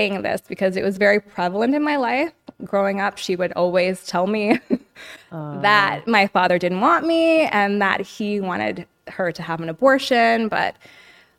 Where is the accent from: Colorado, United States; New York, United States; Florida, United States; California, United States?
New York, United States; New York City; now in Los Angeles, United States; I was born in New York City